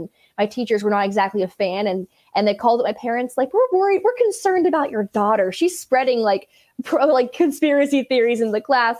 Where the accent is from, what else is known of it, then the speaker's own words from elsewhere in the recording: Berkeley, California, United States; also born or lived in Martinez, California; I'm from the Bay Area, born and raised Berkeley, California.